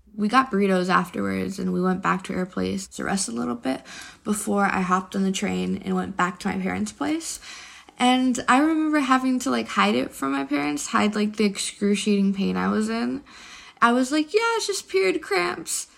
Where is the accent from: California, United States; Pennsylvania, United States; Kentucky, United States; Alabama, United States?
California, United States; San Francisco; I'm from San Francisco, California